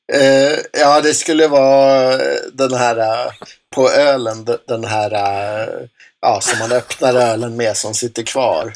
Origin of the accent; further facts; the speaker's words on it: Enköping, Uppsala County, Sweden; i Enköping där jag växte upp